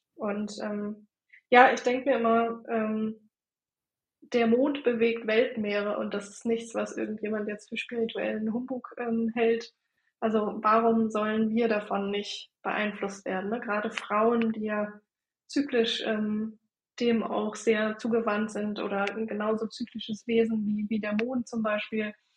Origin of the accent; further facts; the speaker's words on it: Bremen, Germany; ich komme äh, aus der Nähe von Bremen, wohne in Delmenhorst